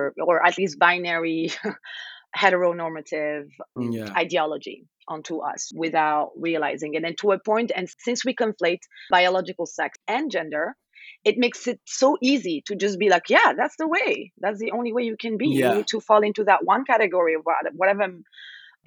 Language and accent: English; Algeria; I'm from Algeria.